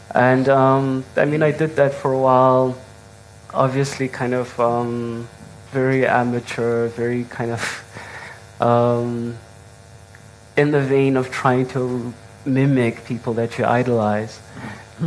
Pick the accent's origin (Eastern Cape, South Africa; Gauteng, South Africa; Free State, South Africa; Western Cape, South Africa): Eastern Cape, South Africa; King William's Town; I'm originally from the Eastern Cape, King Williamstown